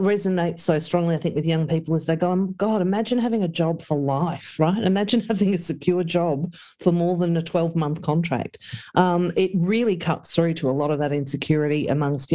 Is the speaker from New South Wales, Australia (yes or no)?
no; the Latrobe Valley, Victoria, Australia; growing up in the Valley